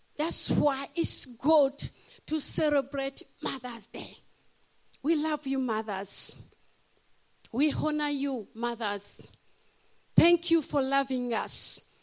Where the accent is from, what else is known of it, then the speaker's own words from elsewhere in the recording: Uganda; moved away; I'm from Africa, Uganda, the power of Africa